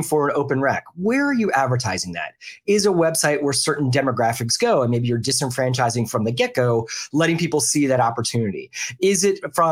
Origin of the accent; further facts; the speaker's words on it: Philadelphia, Pennsylvania, United States; also born or lived in the South (US); now in the South, United States; I grew up in the Philadelphia area